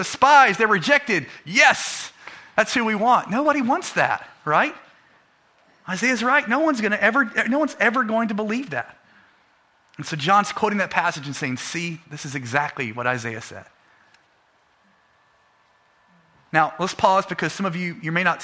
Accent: United States; we're American

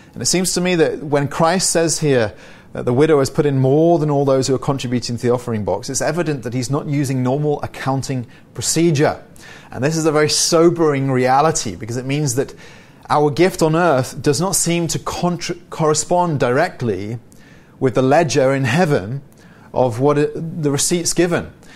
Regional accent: United Kingdom; I'm British

